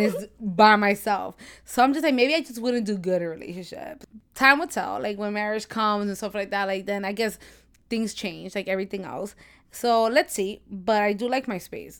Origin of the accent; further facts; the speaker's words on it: New York, United States; I'm from New York, born and raised